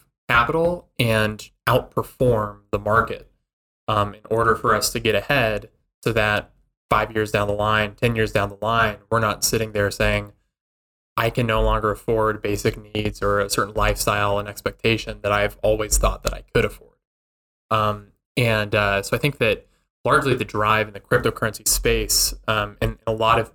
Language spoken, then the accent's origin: English; Albuquerque, New Mexico, United States; I grew up in Albuquerque, New Mexico.